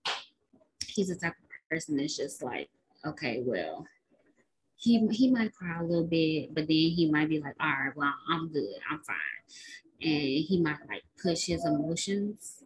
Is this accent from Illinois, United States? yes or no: yes; Chicago, Illinois, United States; we're from Chicago